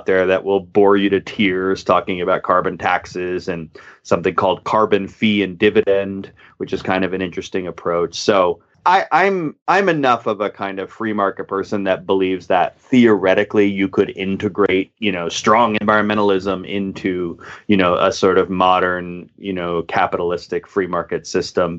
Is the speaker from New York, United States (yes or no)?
yes; upstate New York, United States; we live with my mom and we move further in upstate New York.